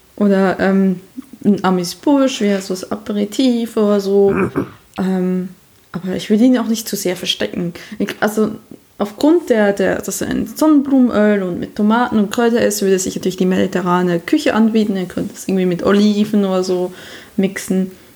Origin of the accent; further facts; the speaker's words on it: Switzerland; now in Germany; ich bin eine Schweizerin, die im Ausland lebt